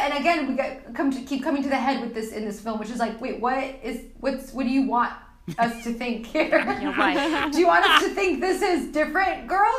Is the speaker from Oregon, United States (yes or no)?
yes; Portland, Oregon, United States; I'm from Portland, Oregon.